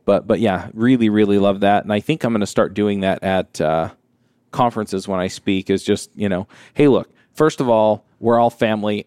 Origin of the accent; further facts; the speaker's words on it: Utah, United States; If you're from Utah and I'm from Utah